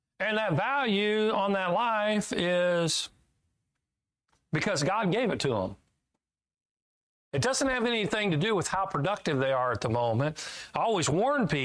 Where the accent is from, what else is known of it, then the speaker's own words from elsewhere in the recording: Kansas, United States; I'm from Kansas